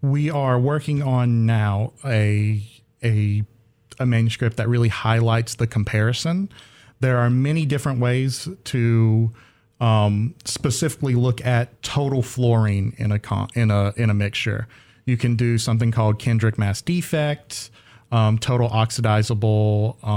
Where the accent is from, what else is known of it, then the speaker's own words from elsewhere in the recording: Faison, North Carolina, United States; so I am from Faison, North Carolina, which is in the southeastern part of North Carolina